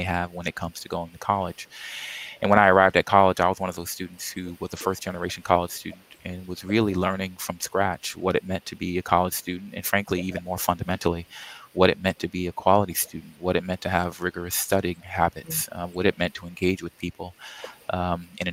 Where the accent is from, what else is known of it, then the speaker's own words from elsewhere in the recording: New York City, New York, United States; moved away as an adult; also born or lived in Arizona; now in South Florida, United States; I grew up in Queens, New York, and went there